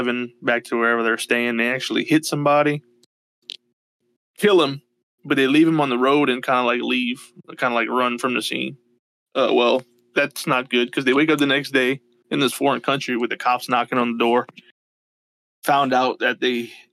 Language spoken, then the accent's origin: English; United States; we were born in fucking Western world over here in the United States